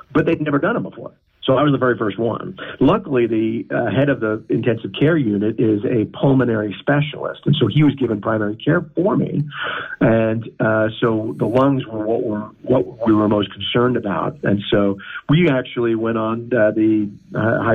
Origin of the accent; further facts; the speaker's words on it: United States; I'm in the United States of America. I'm an American